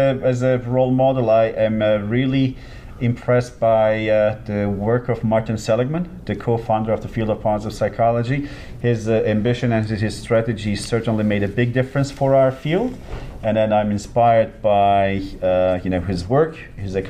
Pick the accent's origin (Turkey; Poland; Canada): Turkey; Antalya; moved away as an adult; now in Sacramento, United States; my hometown. It's just right by the beach. My parents' house is just two blocks away from the Mediterranean